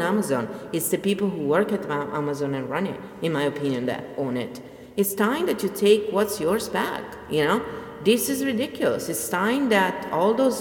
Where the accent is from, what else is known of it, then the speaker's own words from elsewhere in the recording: Italy; I come from Italy